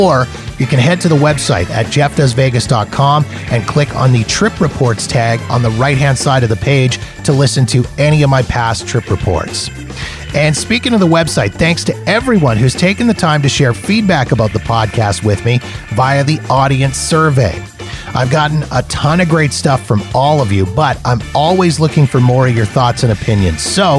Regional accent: Canada; We bonded over being Canadian and a love of hockey and butter tarts and all dressed chips

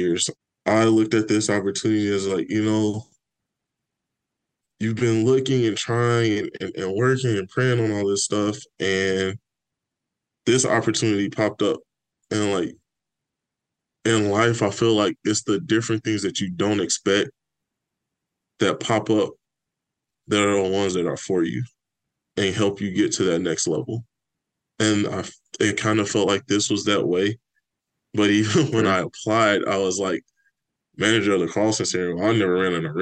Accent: Richton Park, Illinois, United States; moved away as an adult; also born or lived in Chicago, Illinois; now in Fairbanks, United States; the town I grew up in Richland Park, Illinois.

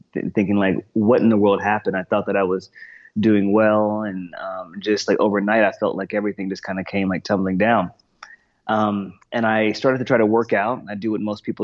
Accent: Texas, United States; also born or lived in Boston, Massachusetts; I'm from Texas.

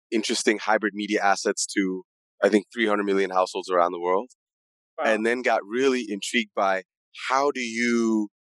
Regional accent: Accra, Greater Accra, Ghana; also born or lived in New York / Middle East; I'm originally from Accra, Ghana. I was born there and raised partially in Accra, partially in New York, partially in the Middle East.

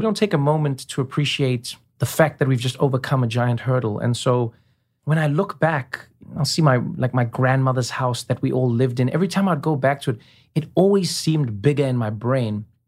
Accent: South Africa; moved away; I grew up in a world where many people were living the way I was, you know? In South Africa, during apartheid

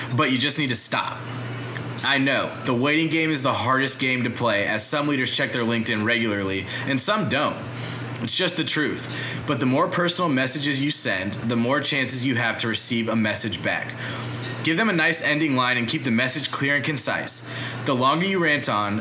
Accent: Atlanta, Georgia, United States; I grew up in Atlanta my whole life.

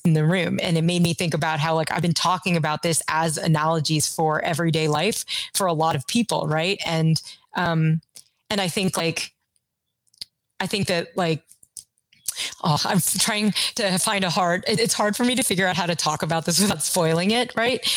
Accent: Kentucky, United States; I grew up in Kentucky

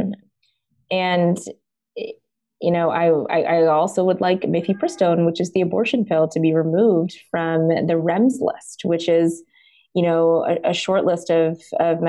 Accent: Deep South, United States; I was born in the United States in the Deep South, actually.

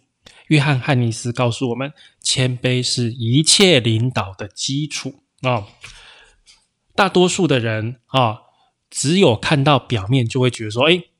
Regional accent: Taiwan; 因为我生活我出生在台湾，对我来讲我觉得还好啊，可能对台湾人可能可能一万块。

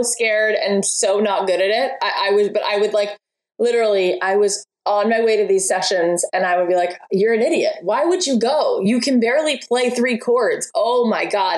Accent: outside of Miami, Florida, United States; where I grew up outside of Miami

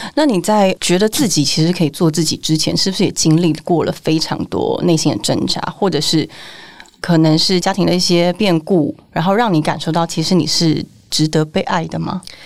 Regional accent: Longtan, Taoyuan, Taiwan; moved away; also born or lived in Taipei; 我是在桃园乡下人，是那种龙潭，然后石门水库

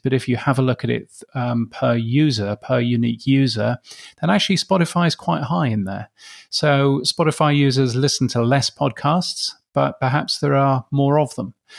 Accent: United Kingdom; moved away as an adult; also born or lived in Canada / United States; now in Brisbane, Australia; as a Brit, um, as one that's moved to Australia

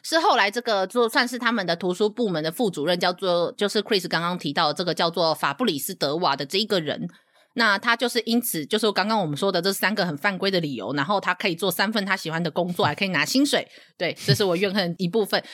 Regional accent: Taiwan; 我们台湾人

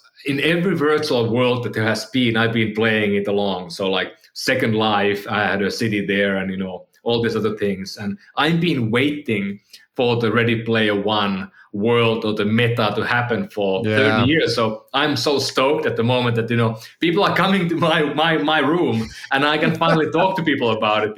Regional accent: Finland; moved away as an adult; now in San Francisco, United States; when we came, you know, we had movers coming to our house in Finland

